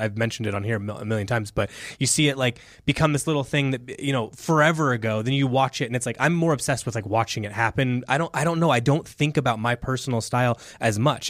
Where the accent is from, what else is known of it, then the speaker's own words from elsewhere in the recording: Indiana, United States; moved away; I'm from Indiana originally